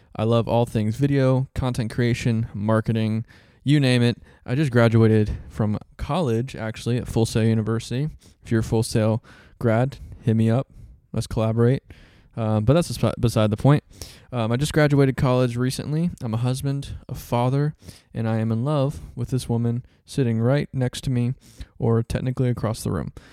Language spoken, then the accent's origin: English; Central Florida, United States; I was born and raised in Central Florida